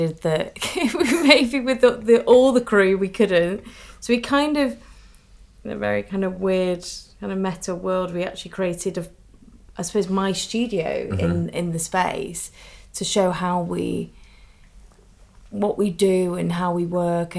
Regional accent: Manchester, North West England, United Kingdom; me in Manchester

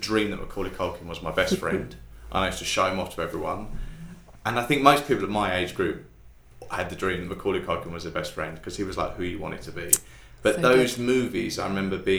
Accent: Harold Wood, London, United Kingdom; also born or lived in Billericay; I grew up in Harold Wood, and where we lived was a cul-de-sac, and our house backed onto woods

